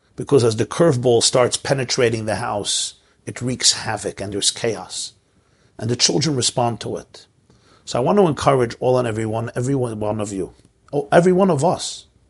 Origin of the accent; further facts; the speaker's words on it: Brooklyn, New York, United States; I grew up in Brooklyn